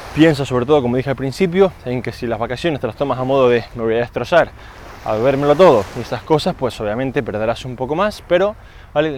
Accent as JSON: {"language": "Spanish", "country": "Spain", "said": "como español no hago siesta, estoy un poco yendo en contra de los cánones del país"}